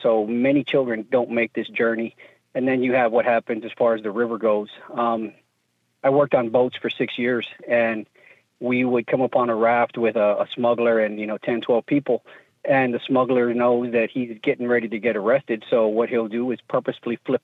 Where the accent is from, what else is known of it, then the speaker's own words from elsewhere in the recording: Dallas, Texas, United States; I grew up in the Dallas-Fort Worth area